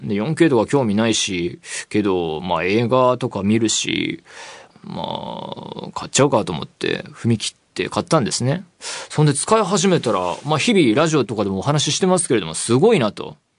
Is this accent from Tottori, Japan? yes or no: no; Saitama, Japan; now in Tokyo, Japan; 僕は埼玉県出身ですし、まあ、東京に住んでもう何年にもなる